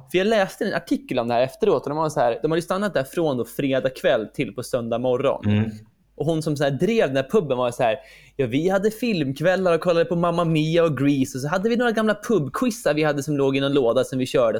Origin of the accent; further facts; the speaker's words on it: Sweden; Som svensk